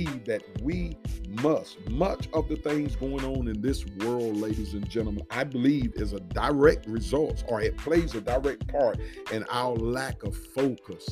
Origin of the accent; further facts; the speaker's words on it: United States; We enjoy this freedom as Americans